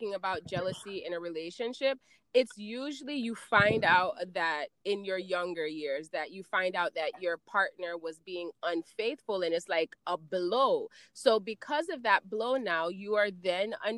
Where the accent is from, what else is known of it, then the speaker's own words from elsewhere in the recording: Jamaica; moved away; we come from Jamaica